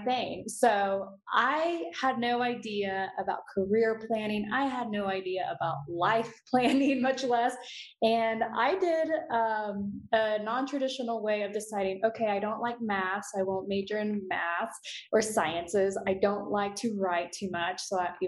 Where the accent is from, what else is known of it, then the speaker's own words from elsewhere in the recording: Houston, Texas, United States; in growing up in Houston, I grew up surprisingly in a really decent neighborhood, very diverse